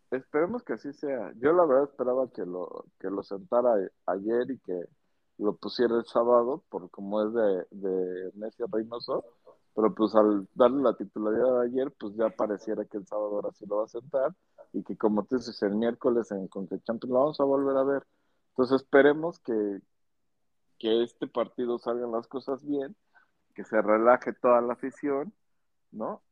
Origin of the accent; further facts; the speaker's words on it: Mexico; así somos los mexicanos